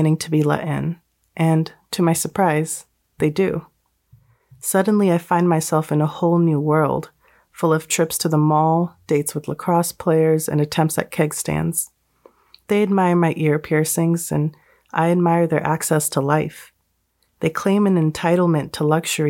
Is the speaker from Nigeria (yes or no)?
no; United States; I was born in America. I lived my whole life in America